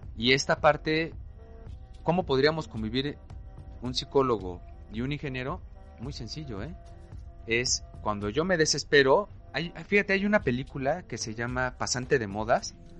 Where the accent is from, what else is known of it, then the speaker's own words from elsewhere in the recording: Mexico City, Mexico; yo nací, crecí y vivo aún en una colonia, en un barrio popular de la Ciudad de México